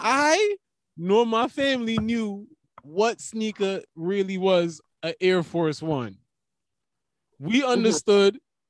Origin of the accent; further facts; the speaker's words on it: New York City, New York, United States; I am a New York nigga. Fucking. A Jamaican New York nigga.